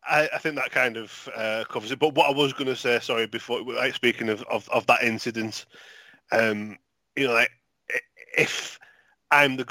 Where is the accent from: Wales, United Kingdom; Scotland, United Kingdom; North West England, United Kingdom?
North West England, United Kingdom; St Helens; I'm from St. Helens